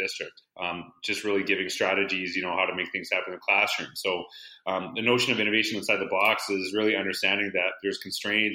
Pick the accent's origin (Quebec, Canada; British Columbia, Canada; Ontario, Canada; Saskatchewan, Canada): Saskatchewan, Canada; Humboldt; now in Edmonton, Canada; I'm actually from Humboldt, Saskatchewan